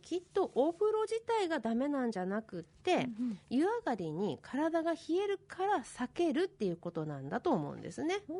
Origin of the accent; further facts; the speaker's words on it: Asahikawa, Hokkaido, Japan; 私ね子供の頃旭川に住んでたんですけど